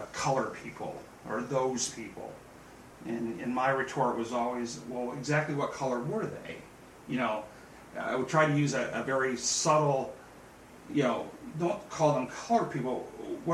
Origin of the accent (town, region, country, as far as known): California, United States; born or raised there; also born or lived in Bryan, Ohio